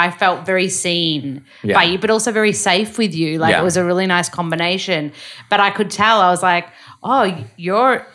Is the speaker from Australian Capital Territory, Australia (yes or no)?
no; Melbourne, Victoria, Australia; now in Los Angeles, United States; Melbs, which is my hometown